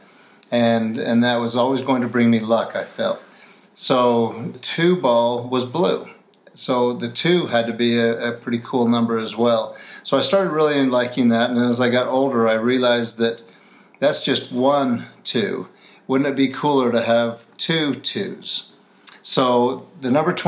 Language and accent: English; Salt Lake City, Utah, United States; I'm from Salt Lake City, Utah